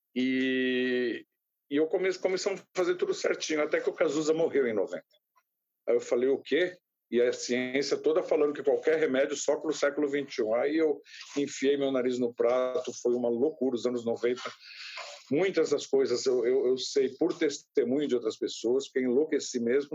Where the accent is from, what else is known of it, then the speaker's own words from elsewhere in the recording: São Vicente, São Paulo, Brazil; Eu, eu nasci em São Vicente, moro em São Vicente, no litoral de São Paulo